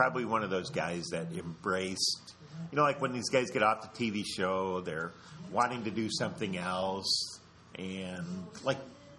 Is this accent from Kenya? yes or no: no; Ireland; Which, as an Irish person, I will tell you, that's one of our better qualities.